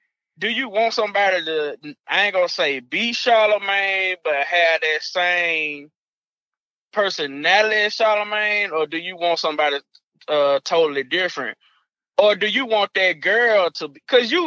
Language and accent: English; Arkansas, United States; I'm from Arkansas.